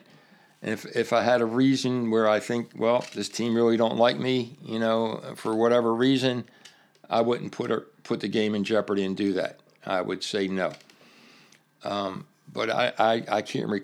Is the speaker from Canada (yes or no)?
no; Baltimore, Maryland, United States; I am from Baltimore, and I'm refereeing Baltimore Blast